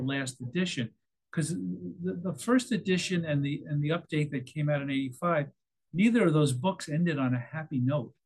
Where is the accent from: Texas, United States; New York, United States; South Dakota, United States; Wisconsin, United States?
New York, United States; moved away as an adult; now in California, United States; when I moved to California from New York